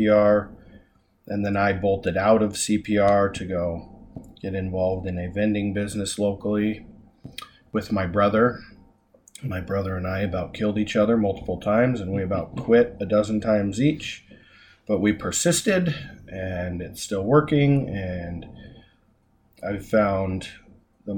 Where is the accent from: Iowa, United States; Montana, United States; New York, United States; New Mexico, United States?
Montana, United States; Hysham; also born or lived in Dickinson, North Dakota / Billings, Montana; I grew up in Hysham